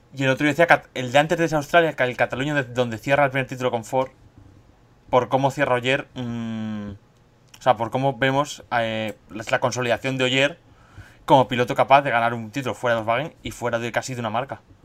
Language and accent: Spanish; Argentina; moved away; nosotros somos la gente argentina que viene aquí